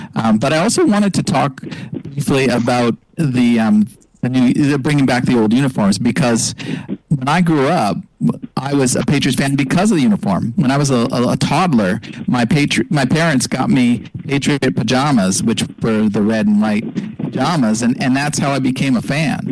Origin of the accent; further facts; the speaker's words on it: Montreal, Quebec, Canada; moved away; also born or lived in Los Angeles; I grew up in Montreal